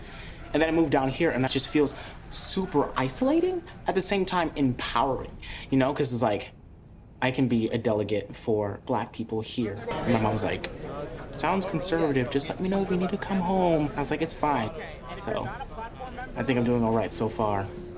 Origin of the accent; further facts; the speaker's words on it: Chicago, Illinois, United States; moved away; I'm originally from Chicago.